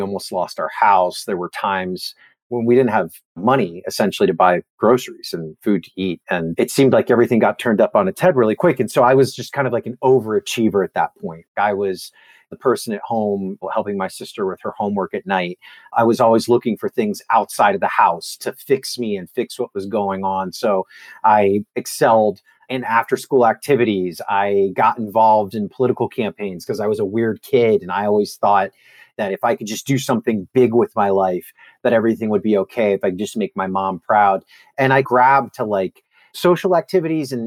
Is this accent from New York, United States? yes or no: no; Miami, Florida, United States; I grew up in Miami, Florida